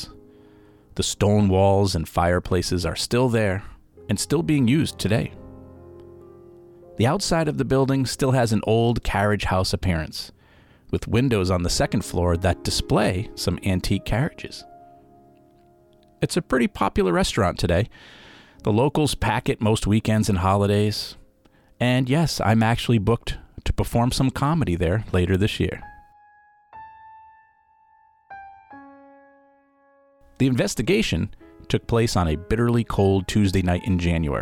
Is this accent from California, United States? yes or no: no; Rhode Island, United States; I loved growing up in Rhode Island